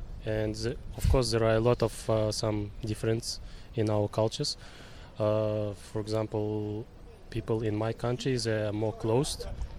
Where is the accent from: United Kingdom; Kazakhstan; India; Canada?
Kazakhstan; moved away as an adult; now in Australia; I'm from Kazakhstan.